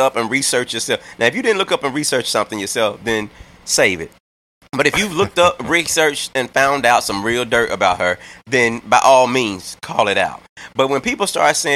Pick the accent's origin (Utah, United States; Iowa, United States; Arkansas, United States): Arkansas, United States; moved away; I'm from Arkansas originally